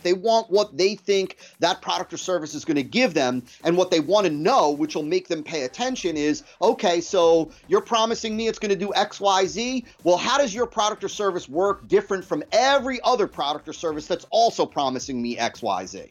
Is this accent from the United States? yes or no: yes; New Jersey, United States; I was born and raised in New Jersey